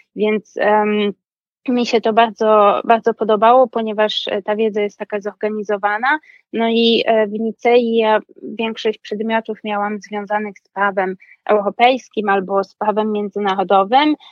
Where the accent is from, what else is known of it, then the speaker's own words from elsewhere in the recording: Wrocław, Lower Silesian Voivodeship, Poland; moved away as an adult; also born or lived in Nice; now in Paris, France; jestem z Wrocławia, więc studiowałam też w swoim jakby rodzinnym mieście